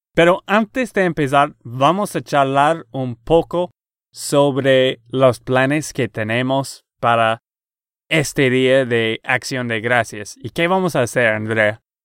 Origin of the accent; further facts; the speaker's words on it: Texas, United States; de Texas, Estados Unidos